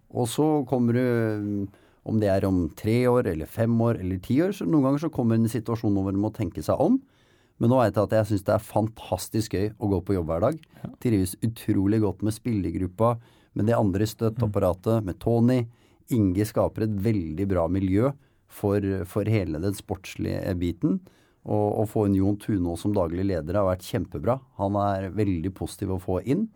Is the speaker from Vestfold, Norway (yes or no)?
yes; Nykirke, Vestfold, Norway; jeg er fra Nykirke. Ja, men... På utsida av Horten.